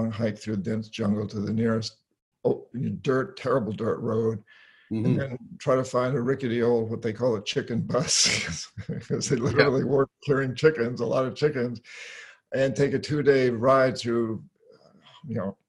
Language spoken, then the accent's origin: English; New Hampshire, United States; moved away; I grew up in New England, New Hampshire. I come from over 300 years of Yankees in that part of the world